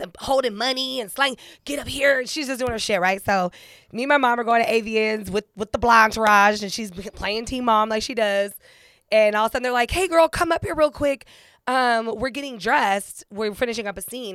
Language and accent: English; San Diego, California, United States; moved away; I'm originally from San Diego